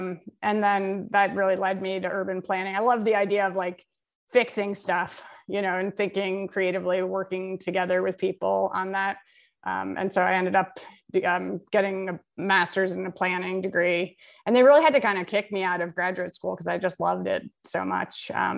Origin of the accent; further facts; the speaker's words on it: Brooklyn, New York, United States; now in Philadelphia, United States; I grew up in Park Slope and, you know, it was just a beautiful place.